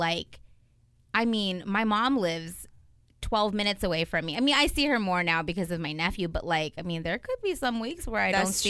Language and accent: English; San Diego, California, United States; We both grew up in San Diego.